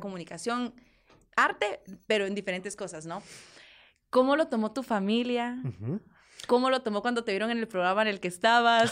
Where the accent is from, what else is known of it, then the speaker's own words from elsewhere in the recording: Guatemala; somos dos mujeres guatemaltecas que estamos luchando con la música